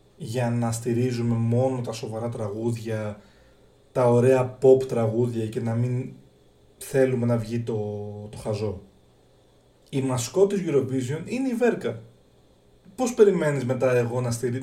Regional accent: Greece; εμείς σαν Έλληνες

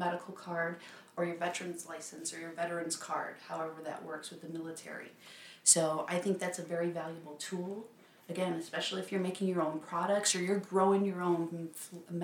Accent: Chicago, Illinois, United States; now in Las Vegas, United States; from Chicago originally. Moved out here to Las Vegas

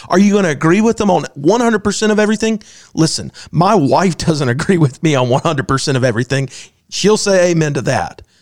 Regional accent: United States; I'm an American

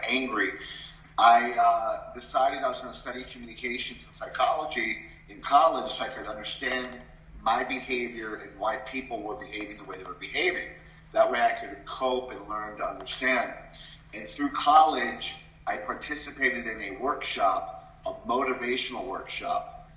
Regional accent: Puerto Rico; also born or lived in New York; they moved us to Puerto Rico, where I grew up, a Latin country.

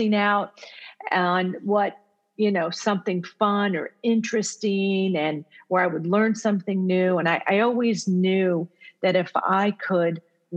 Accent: United States; first language Italian; English is a second language; My first language is actually Italian. It's not English, because even though I was born here in the U.S., I grew up with parents who only spoke Italian at home.

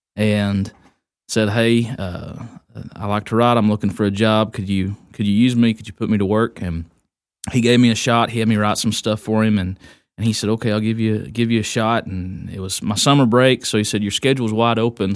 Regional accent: Chico, Texas, United States; born and raised in Wise County, uh, Chico kid, still live north of Chico

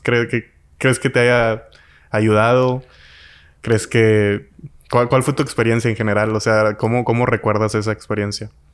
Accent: Mexico; yo como mexicano

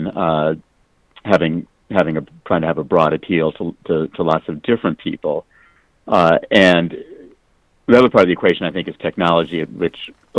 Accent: Phoenix, Arizona, United States; I grew up in Phoenix

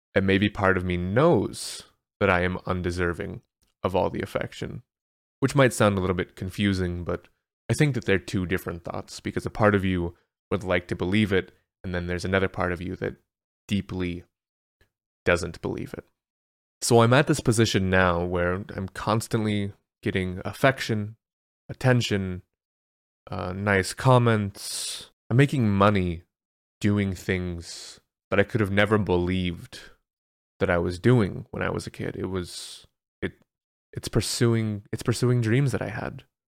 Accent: United States; I'm American

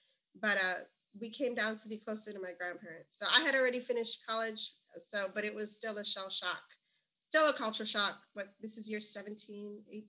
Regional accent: Chicago, Illinois, United States; Inner city Chicago public school kids. I tell students, like, if you've ever seen Gangland on the History Channel, that old, like, Gangland, that's kind of where I grew up.

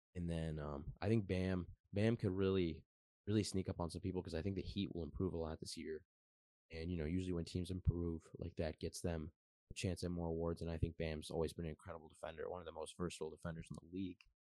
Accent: Detroit, Michigan, United States; I am from Michigan, Metro Detroit area

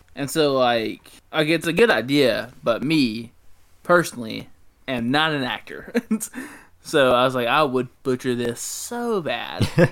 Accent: Mississippi, United States; I'm from Mississippi.

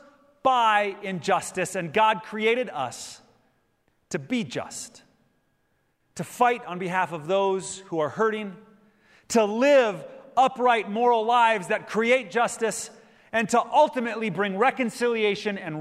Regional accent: Minnesota, United States; my home state of Minnesota in Minneapolis

